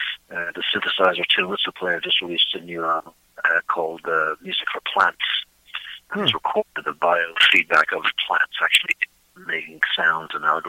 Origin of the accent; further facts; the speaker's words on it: Dublin, Leinster, Ireland; moved away as an adult; also born or lived in Pittsburgh; I grew up in Dublin.